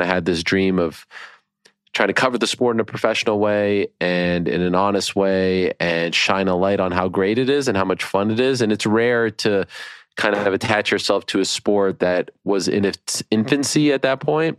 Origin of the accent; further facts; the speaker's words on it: Montreal, Quebec, Canada; I grew up in Montreal, Quebec, Canada.